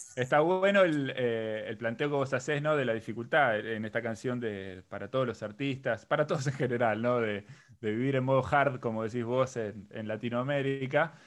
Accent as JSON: {"language": "Spanish", "town": "La Plata", "region": "Buenos Aires Province", "country": "Argentina", "said": "yo no solamente soy de La Plata"}